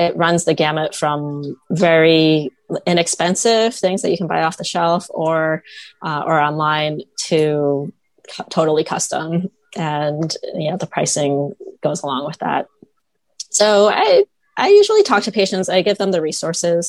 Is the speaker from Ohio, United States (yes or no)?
yes; Toledo, Ohio, United States; I grew up in Toledo, Ohio